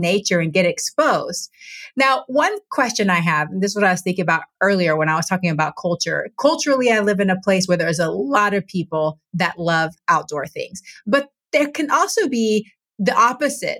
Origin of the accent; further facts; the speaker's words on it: Texas, United States; now in Washington, United States; growing up in Texas and now living in Washington state